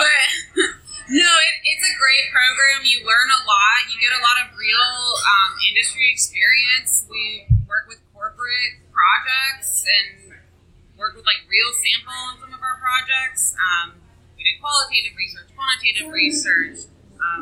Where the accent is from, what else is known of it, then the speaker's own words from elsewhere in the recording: just outside of Atlanta, Georgia, United States; moved away as an adult; now in Cincinnati, United States; I grew up just outside of Atlanta